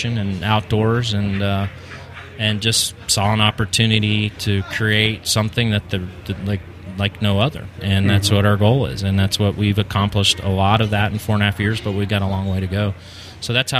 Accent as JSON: {"language": "English", "region": "Colorado", "country": "United States", "moved": "yes", "lives_now": "Kentucky, United States", "said": "I'm from Colorado"}